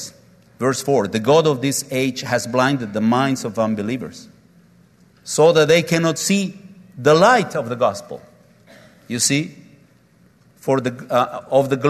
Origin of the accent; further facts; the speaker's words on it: Oaxaca, Mexico; My hometown is Oaxaca, and we're very proud because we make clay pots out of black clay